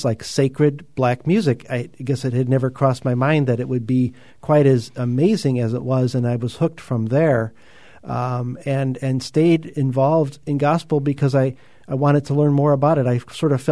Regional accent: Northwest Indiana, United States; I grew up in Northwest Indiana

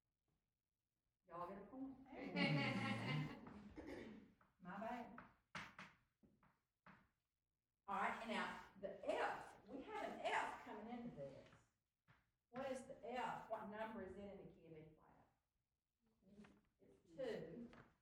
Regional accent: Baldwin, United States; I grew up in Baldwin and didn't have art

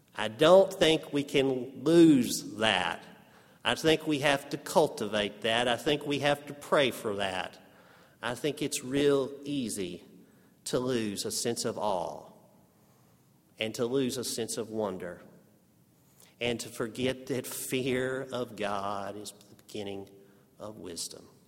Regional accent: Amarillo, Texas, United States; accent: Texas; moved away; when kids in Amarillo, Texas tease you for your Texas accent

